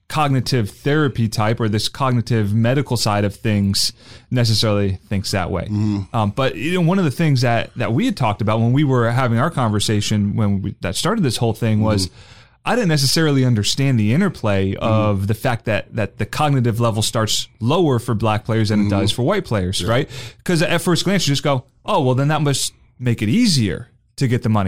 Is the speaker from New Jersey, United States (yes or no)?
yes; New Jersey, United States; now in Florida, United States; I grew up in South Jersey.